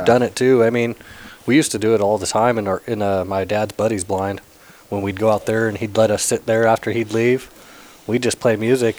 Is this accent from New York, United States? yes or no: no; Sacramento, California, United States; I grew up in Sacramento